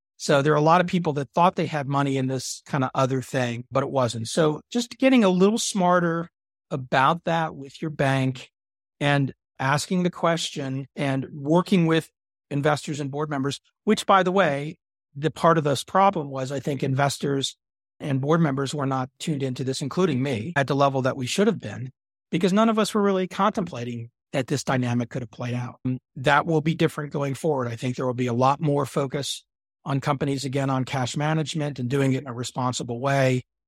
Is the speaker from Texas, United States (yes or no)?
yes; Dallas, Texas, United States; I grew up in Dallas, Texas